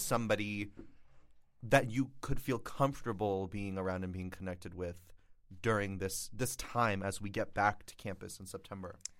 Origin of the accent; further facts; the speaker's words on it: Florida, United States; moved away; I'm from Florida